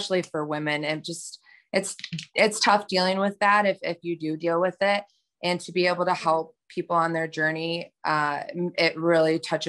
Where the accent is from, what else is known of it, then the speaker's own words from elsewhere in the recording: Hillsdale, Michigan, United States; I'm from Michigan, Hillsdale, Michigan